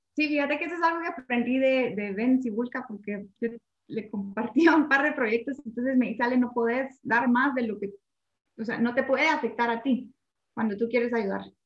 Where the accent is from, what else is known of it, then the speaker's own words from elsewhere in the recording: Guatemala; como chapines